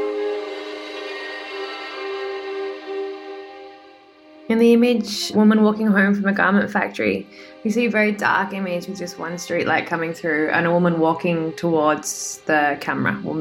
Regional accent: Sydney, New South Wales, Australia; in Sydney, my hometown

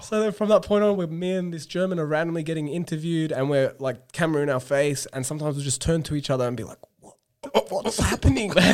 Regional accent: Australia; moved away; as an Australian teacher

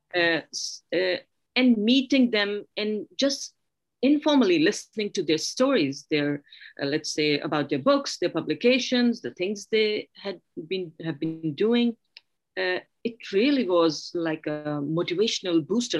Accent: Pakistan; now in Sweden; coming from a, a pakistani background

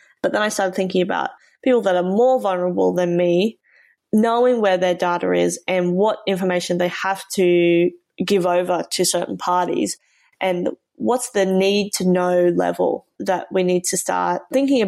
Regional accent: Australia

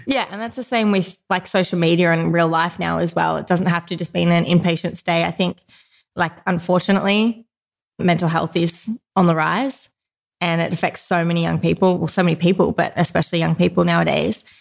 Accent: Newcastle, New South Wales, Australia; Grew up in Newcastle

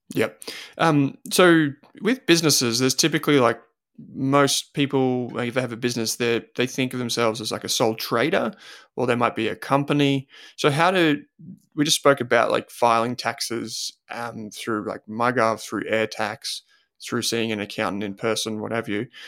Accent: Australia; growing up in Australia

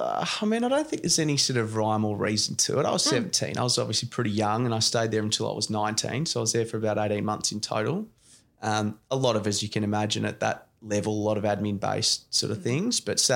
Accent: Melbourne, Victoria, Australia; I grew up in, as you said, Stonington, Boroondara, sort of era. I grew up in Canterbury. I went to school at De La Salle in Malvern

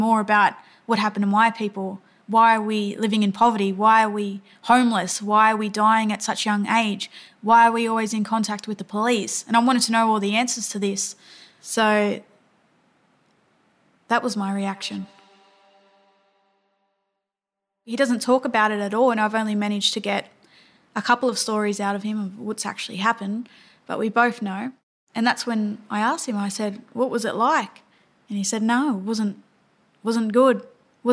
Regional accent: Dubbo, New South Wales, Australia; I come from the Wiradjuri Nation out of Dubbo in New South Wales

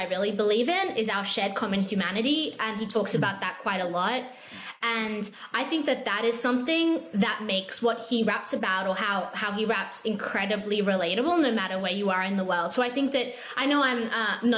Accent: Australia; especially to me as an Australian

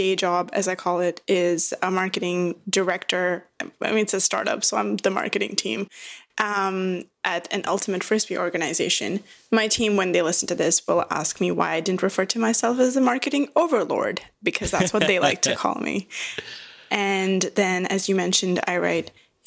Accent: Dubai, United Arab Emirates; moved away as an adult; also born or lived in India / Sydney, Australia / Singapore; now in Vancouver, Canada; I was raised in Dubai. I was born in bred Dubai.

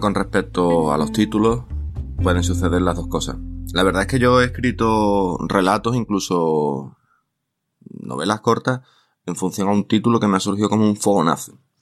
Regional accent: Bay of Cádiz, Andalusia, Spain; está ambientada en mi tierra, ¿eh? entre Puerto Real, Cádiz, San Fernando, etcétera, en el entorno del cuerno de la bahía de Cádiz

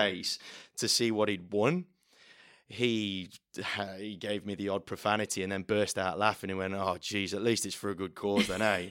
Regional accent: the middle of England, Midlands, United Kingdom; moved away as an adult; now in Australia; I'm not from round here, uh, from the middle of England

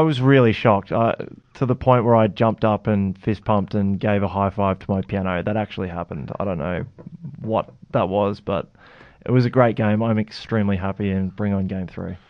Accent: Queensland, Australia; I'm a Queenslander

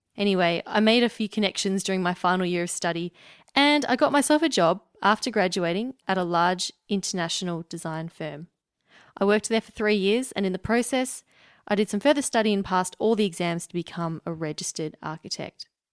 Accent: Melbourne, Victoria, Australia; I'm from Melbourne, Australia

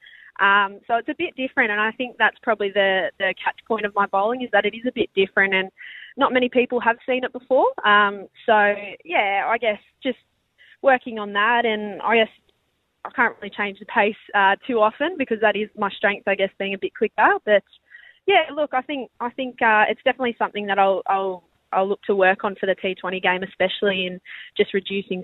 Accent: Penrith, New South Wales, Australia; moved away as an adult; now in Perth, Australia; my hometown in Penrith

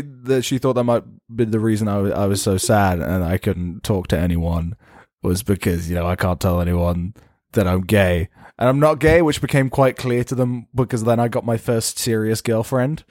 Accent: England, United Kingdom; I'm an Englishman

